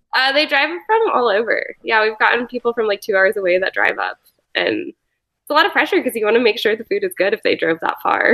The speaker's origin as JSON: {"language": "English", "town": "Boulder", "region": "Colorado", "country": "United States", "tie": "born or raised there", "also_born_or_lived": "San Francisco / New York", "moved": "as an adult", "said": "I grew up in Boulder"}